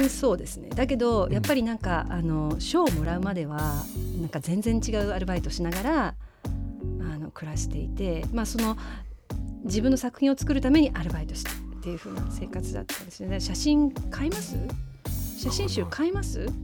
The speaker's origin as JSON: {"language": "Japanese", "town": "Hiro", "region": "Hiroshima", "country": "Japan", "tie": "born or raised there", "also_born_or_lived": "Kure", "said": "高校まで、うん、高校は呉に出たんですけど"}